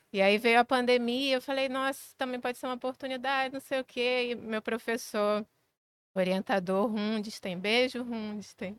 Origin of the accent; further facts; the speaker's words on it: Maricá, Rio de Janeiro, Brazil; moved away as an adult; now in Rio de Janeiro, Brazil; eu cresci em Maricá, cresci numa cidade pequena